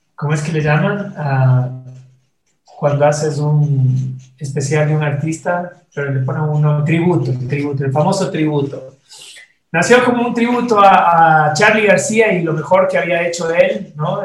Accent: Ecuador; moved away as an adult; also born or lived in Costa Rica; el primer director creativo ecuatoriano de la, agencia.

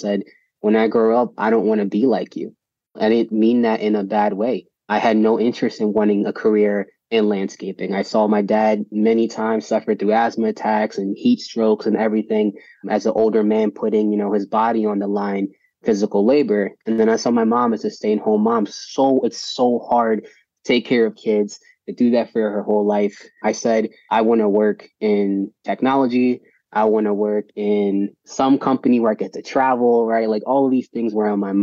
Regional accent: Philadelphia, Pennsylvania, United States; I grew up in Philadelphia, Pennsylvania.

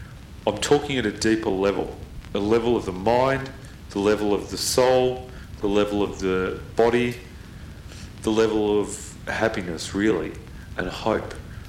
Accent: Melbourne, Victoria, Australia; because I grew up in Box Hill. I lived here from when I was very, very young. I was born here, really. That's the long and the short of it. I grew up here. I've been around Box Hill.

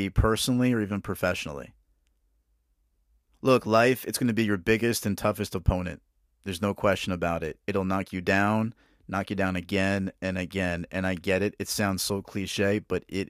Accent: Northern New Jersey, United States; also born or lived in Norfolk, Virginia; I was born in Northern New Jersey, raised in Northern New Jersey

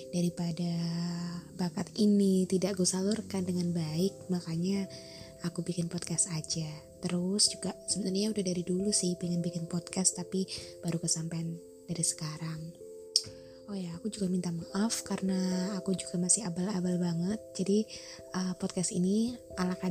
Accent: Java, Indonesia; aku juga orang Jawa asli jadi nanti kalau misalnya ada logat yang aneh atau tutur bahasa yang lucu buat kalian mungkin aku minta maaf

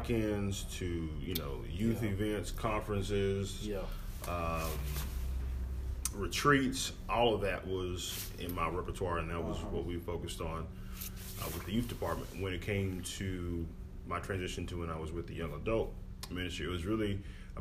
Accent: Houston, Texas, United States; also born or lived in Henderson, East Texas; So I'm from Houston. Yeah. I was born and raised

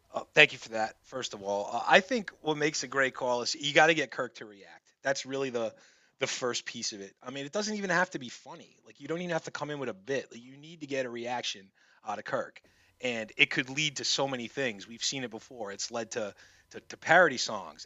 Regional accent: New England, United States; I'm from the New England area

